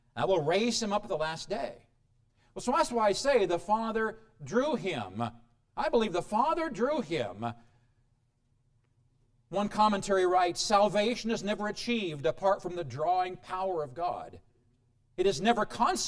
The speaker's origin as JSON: {"language": "English", "region": "Midwest", "country": "United States", "moved": "yes", "lives_now": "Colorado, United States", "said": "I come from the Midwest where, let's see, March, we will see sunshine, let me think, in June, the Midwest back there"}